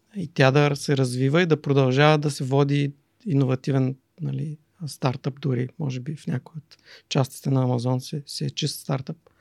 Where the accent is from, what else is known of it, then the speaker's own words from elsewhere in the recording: Silistra, Silistra Province, Bulgaria; also born or lived in Germany; Силистра, родния ми град